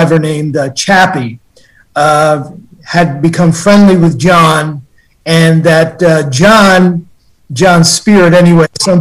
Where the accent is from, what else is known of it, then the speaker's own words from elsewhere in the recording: Pelham, New York, United States; also born or lived in Bronx, New York; now in Stratford, Connecticut, United States; I grew up in a place called Pelham, New York, which is in Westchester County.